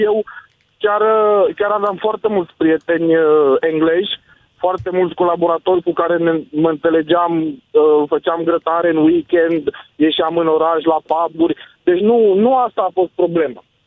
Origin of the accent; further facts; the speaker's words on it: Romania; moved away as an adult; also born or lived in United Kingdom; noi suntem români și te, te atrage ceva către pământul ăsta